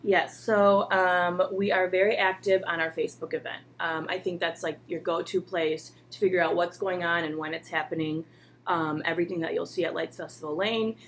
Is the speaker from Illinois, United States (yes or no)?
yes; Chicago, Illinois, United States; moved away as an adult; now in Cleveland, United States; I'm originally from Chicago